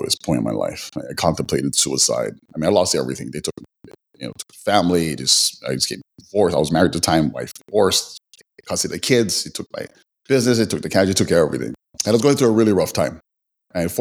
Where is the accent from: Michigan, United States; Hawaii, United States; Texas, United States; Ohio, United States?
Hawaii, United States; Waianae; originally from the west side of Oahu, which is Waianae, which is mostly known for being the lower income